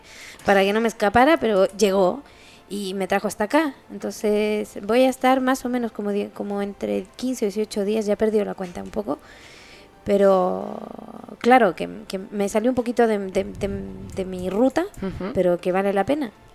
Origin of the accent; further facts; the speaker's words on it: Chile; also born or lived in Spain; now in France; Yo vivo en Francia, soy chilena, mitad alemana